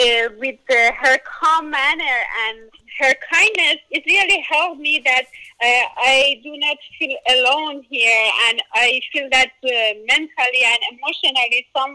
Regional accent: Iran; moved away as an adult; now in United States; I grew up in Iran and in my faith

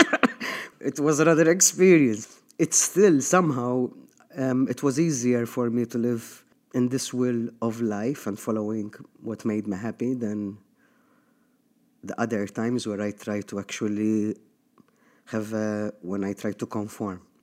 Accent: Malta; moved away as an adult; I got raised here in Malta

